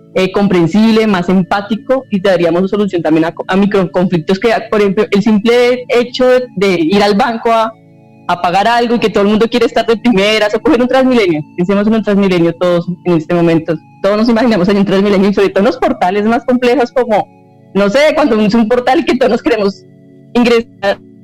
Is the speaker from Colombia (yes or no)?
yes; Colombia; nosotros como ciudadanos colombianos